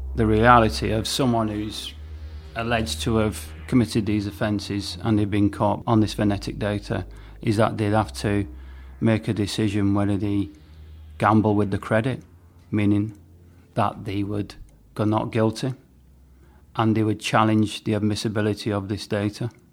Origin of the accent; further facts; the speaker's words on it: St Helens, North West England, United Kingdom; my hometown in Merseyside in Saint Helens